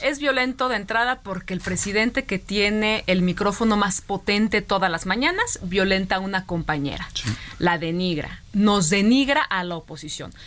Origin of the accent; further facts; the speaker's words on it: Jalisco, Mexico; somos paisanos